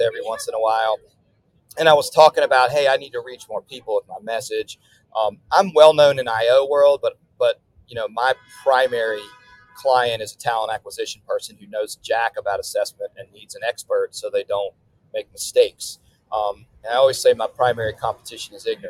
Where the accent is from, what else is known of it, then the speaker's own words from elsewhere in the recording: New Orleans, Louisiana, United States; I'm based in New Orleans